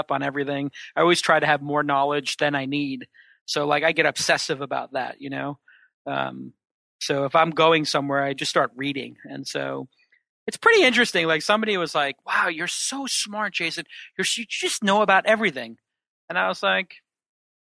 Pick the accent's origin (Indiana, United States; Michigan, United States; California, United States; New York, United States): New York, United States; New York City; I was a kid from Brooklyn who they thought would become a cop